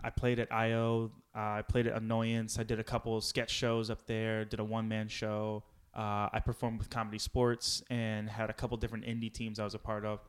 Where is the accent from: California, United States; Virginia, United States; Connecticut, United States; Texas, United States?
Virginia, United States; Powhatan; moved away as an adult; also born or lived in Los Angeles / Santa Monica; I'm born and raised in Virginia